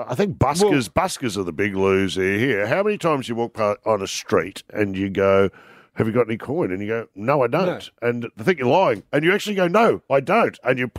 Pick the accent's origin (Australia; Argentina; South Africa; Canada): Australia; Canberra, Australian Capital Territory; I was born in Canberra. Some people refer to me as Canberra's favourite son.